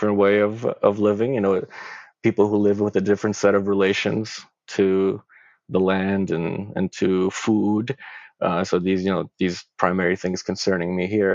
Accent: Craiova, Dolj, Romania; now in Toronto, Canada; I'm from Romania originally, born in Craiova, and I live and I organize in Toronto.

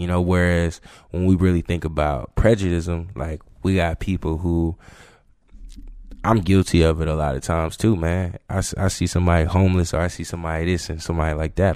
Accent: Georgia, United States; moved away as an adult; also born or lived in Florida; now in South Carolina, United States; growing up in Georgia

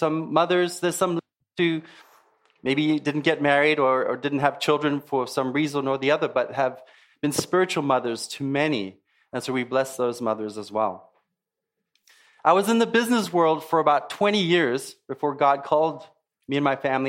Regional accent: South Africa; also born or lived in Zimbabwe; It used to be called Rhodesia, now it's called Zimbabwe. And then I grew up in South Africa, actually.

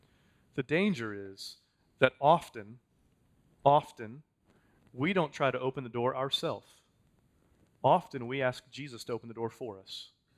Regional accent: Texas, United States; I'm a Texan, man.

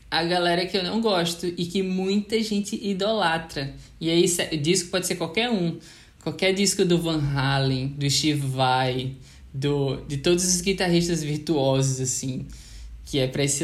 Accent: Natal, Rio Grande do Norte, Brazil; como eu sou de Natal e nos anos 90, por exemplo, é, eu sei a dificuldade que era

